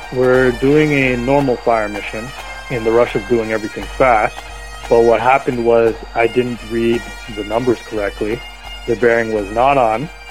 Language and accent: English; Toronto, Ontario, Canada; I was growing up in the Malvern area in Toronto